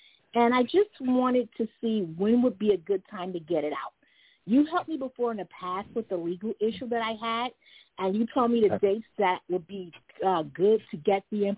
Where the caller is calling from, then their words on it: New York City, New York, United States; I am calling from New York City.